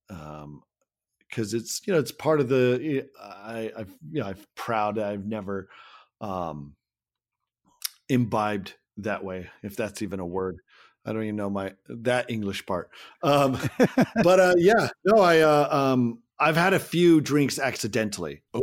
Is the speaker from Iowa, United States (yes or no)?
no; Salem, Oregon, United States; my hometown yeah. of Salem, Oregon